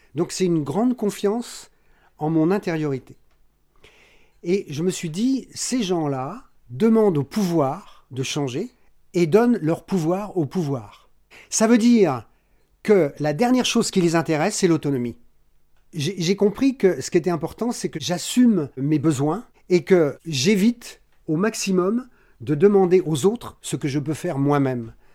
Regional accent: Paris, Île-de-France, France; moved away as an adult; on est parisien d'origine, euh, Paris 14e et 15e arrondissement

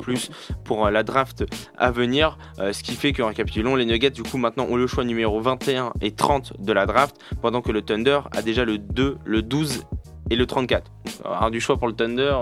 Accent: France; nous, on a le droit en tant que Français à un juré français

